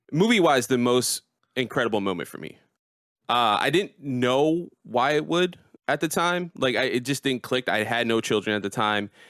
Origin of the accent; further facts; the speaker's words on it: United States; born in America, you know, the island my people are from is Puerto Rico